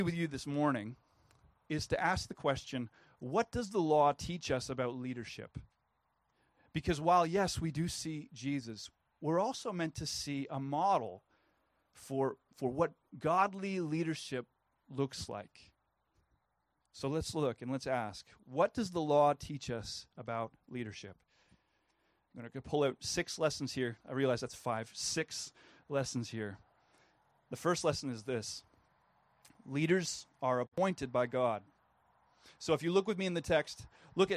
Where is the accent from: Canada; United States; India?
Canada; I'm a Canadian